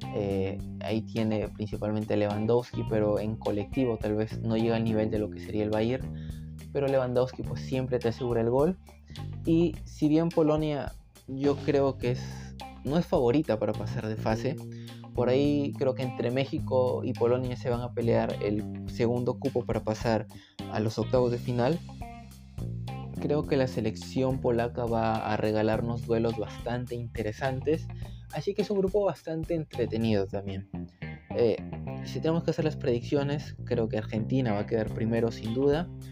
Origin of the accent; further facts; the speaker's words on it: Peru; Yo como peruano